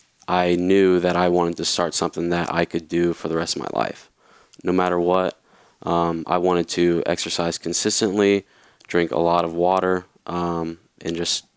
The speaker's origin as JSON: {"language": "English", "region": "Louisiana", "country": "United States", "tie": "born there", "said": "So, first thing, I was born in Louisiana, so that's why I was living down there, and I was working with my family."}